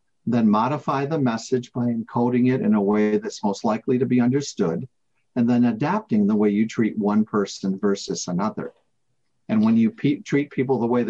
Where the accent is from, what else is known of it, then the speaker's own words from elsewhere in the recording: United States; now in United Kingdom; I live here in the UK, but I am an American